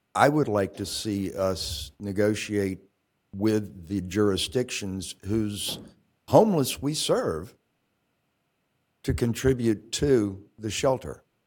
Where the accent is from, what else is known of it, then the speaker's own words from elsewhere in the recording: Virginia, United States; now in Champaign, United States; I come from Virginia, where we have departments of human services in the cities and counties